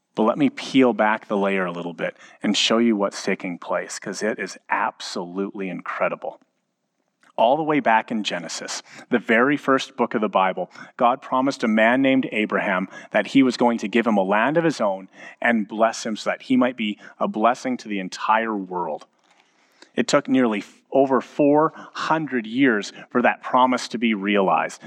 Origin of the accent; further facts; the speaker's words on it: Edmonton, Alberta, Canada; both of us, having been born and raised in Edmonton